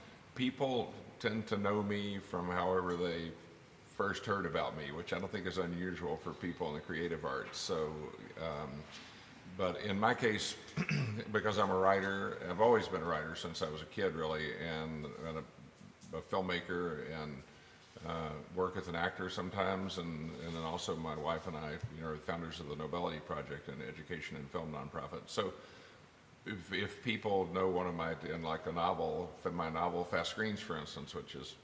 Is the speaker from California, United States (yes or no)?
no; West Texas, United States; I grew up in West Texas